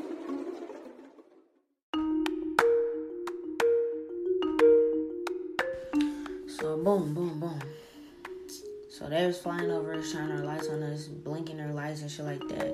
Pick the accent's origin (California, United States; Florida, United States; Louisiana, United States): Louisiana, United States; New Orleans; moved away; I'm from New Orleans.